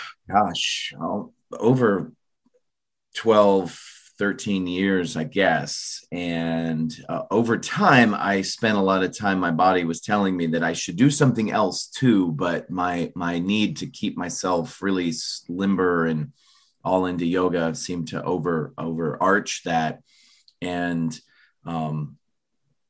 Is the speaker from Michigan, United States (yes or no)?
no; Florida, United States; I grew up in Florida